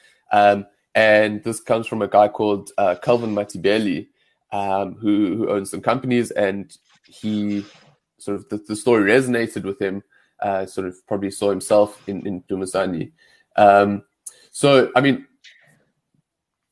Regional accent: Johannesburg, Gauteng, South Africa; I'm from Johannesburg.

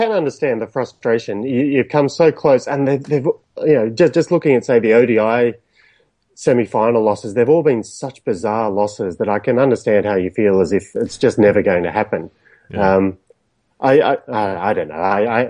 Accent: Australia; as an Australian

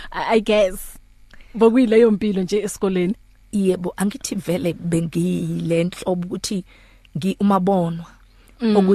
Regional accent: Soweto, Gauteng, South Africa; ngikhulele Soweto nje ngazalelwe Soweto

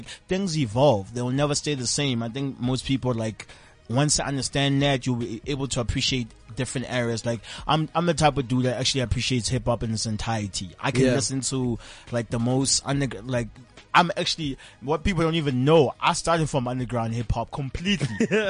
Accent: Johannesburg, Gauteng, South Africa; I was born and raised basically in LX.

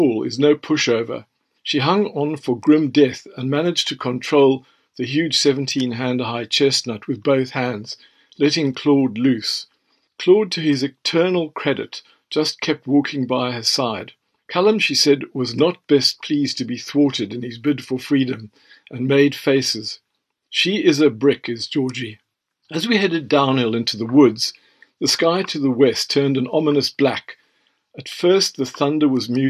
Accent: Western Cape, South Africa; moved away as an adult; now in England; I was from the Cape and had lived here for decades

